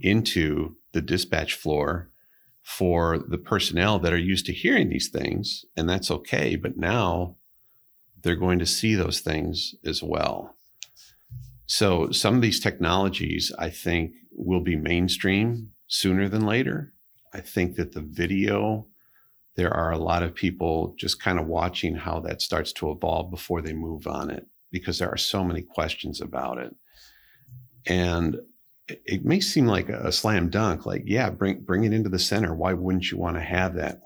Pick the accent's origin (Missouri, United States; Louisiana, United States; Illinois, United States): Illinois, United States; Oak Park; moved away as an adult; now in Pentwater, United States; I grew up in Oak Park River Forest area